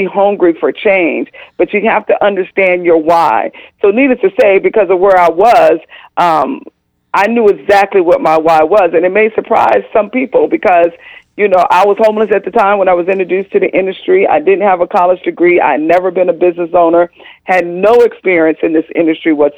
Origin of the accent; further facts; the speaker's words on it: California, United States; moved away as an adult; also born or lived in Atlanta, Georgia; I'm originally from California, so here I found myself 3,000 miles away from home